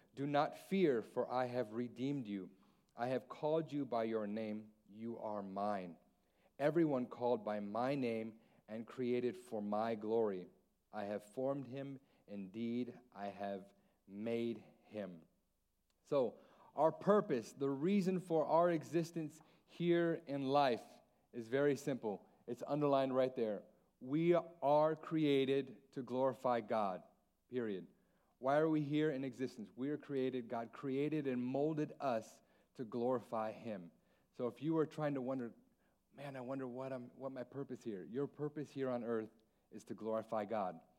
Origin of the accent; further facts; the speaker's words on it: Alaska, United States; also born or lived in San Antonio; now in Guam; Mexican Hawaiian, born and raised in Alaska